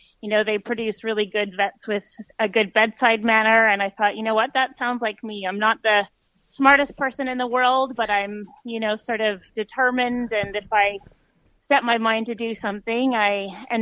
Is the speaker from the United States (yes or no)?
no; Canada; moved away as an adult; now in Australia; as a Canadian